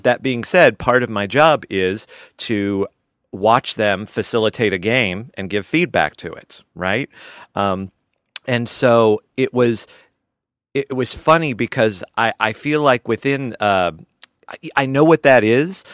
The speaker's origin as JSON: {"language": "English", "town": "Albany", "region": "Georgia", "country": "United States", "tie": "born or raised there", "said": "the community theater I grew up in in Albany, Georgia"}